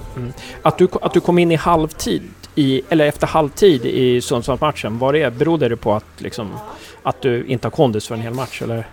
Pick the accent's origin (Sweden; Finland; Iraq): Sweden; Uppsala, Uppsala County; jag är från Uppsala också